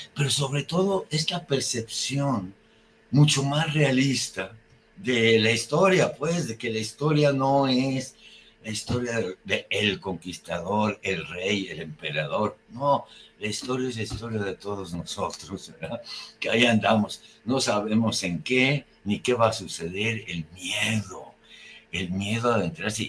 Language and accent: Spanish; Mexico